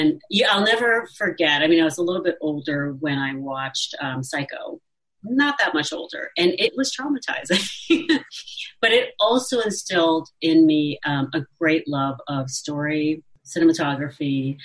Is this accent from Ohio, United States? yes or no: yes; Cincinnati, Ohio, United States; I grew up in Ohio, in Cincinnati, which is a hugely conservative city.